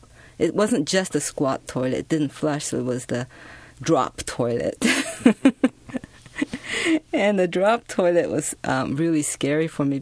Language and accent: English; Japan; English is a second language; So when I was growing up in Japan, we didn't speak English.